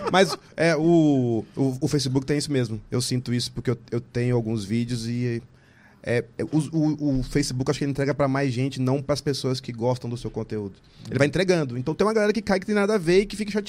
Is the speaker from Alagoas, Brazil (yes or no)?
no; Curitiba, Paraná, Brazil; born there; Eu nasci em Curitiba.